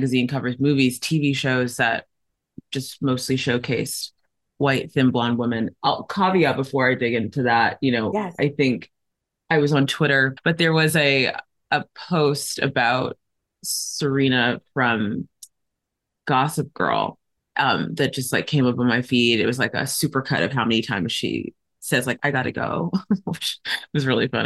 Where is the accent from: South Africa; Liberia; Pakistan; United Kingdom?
South Africa; moved away; also born or lived in Nigeria / United States; my most formative years were in South Africa. We moved there shortly after apartheid ended